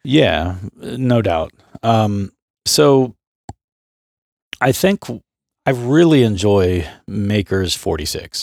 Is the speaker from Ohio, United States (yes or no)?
yes; Southeastern Ohio, United States; I grew up in Southeastern Ohio